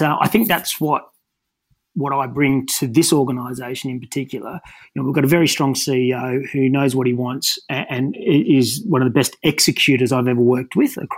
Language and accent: English; Newcastle, New South Wales, Australia; growing up in Newcastle